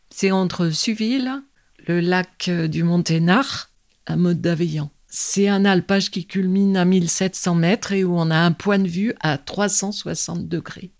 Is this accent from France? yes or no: yes; Vizille, Auvergne-Rhône-Alpes, France; also born or lived in Lyon; je suis pas née en Dauphiné, je suis née à Lyon. Quand je suis arrivée, j'avais 5 ans, aux alentours de Visil